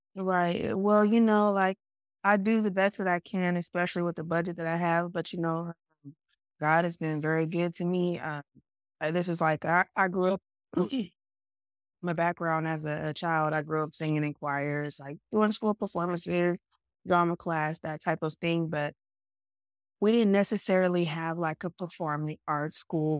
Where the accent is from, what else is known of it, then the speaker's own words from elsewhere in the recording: Stockton, California, United States; also born or lived in Sacramento, California; I'm originally from Stockton, California, but Sacramento has been like my performance home.